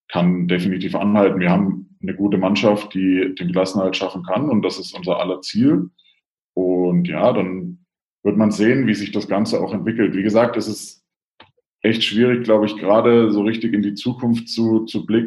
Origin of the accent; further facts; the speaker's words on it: Bavaria, Germany; ich komme aus Franken, deswegen habe ich die ganze Coburg-Geschichte ja so ein bisschen aus der Ferne, aus Rothenburg auch miterlebt